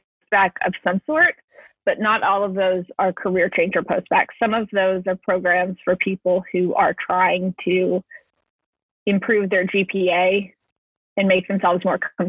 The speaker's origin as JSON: {"language": "English", "region": "Florida", "country": "United States", "said": "I am from Florida"}